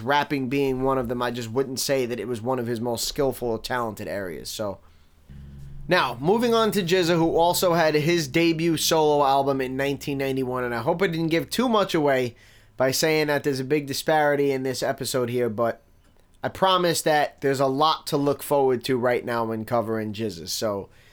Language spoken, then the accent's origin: English; New York City, New York, United States; I grew up in Staten Island in the nineties